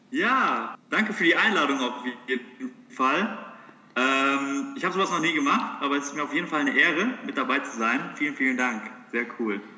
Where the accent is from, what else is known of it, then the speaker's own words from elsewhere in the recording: Heppenheim, Hesse, Germany; ich bin ursprünglich geboren in Heppenheim. Das ist hier die Gegend um Darmstadt rum